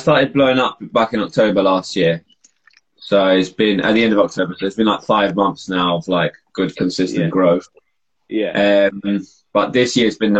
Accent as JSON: {"language": "English", "region": "London", "country": "United Kingdom", "said": "because I'm from London, that's kind of like that's the culture"}